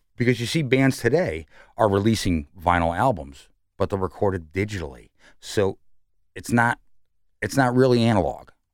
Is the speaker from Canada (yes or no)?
no; New York City, New York, United States; now in Columbus, United States; I'm from New York